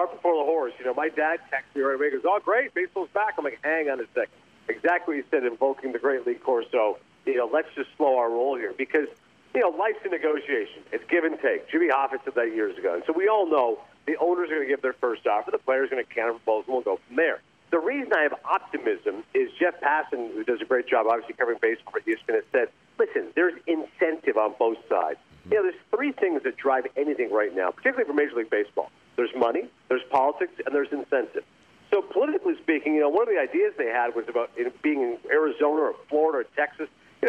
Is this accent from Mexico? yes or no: no; Canada; I'm from Canada. I have a ton of Montreal Expos fans who swore off baseball forever